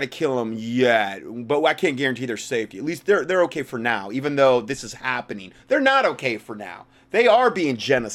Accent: Northern Ohio, United States; I was born in Northern Ohio

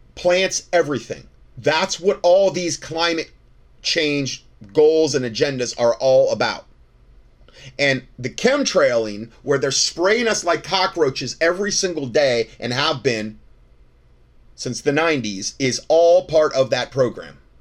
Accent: Fort Myers, Florida, United States; moved away as an adult; now in North Carolina, United States; I'm from Fort Myers, Florida

